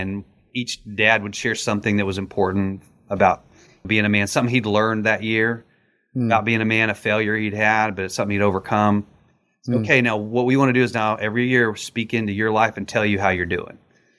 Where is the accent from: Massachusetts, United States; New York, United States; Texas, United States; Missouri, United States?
Texas, United States; And that's because I grew up in West Texas, and roadrunners are a feisty little bird, man.